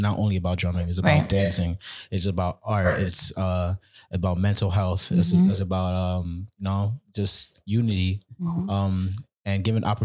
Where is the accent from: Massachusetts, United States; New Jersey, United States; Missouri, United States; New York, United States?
New York, United States; New York City; I'm a percussionist from Brooklyn, New York. Represent Panama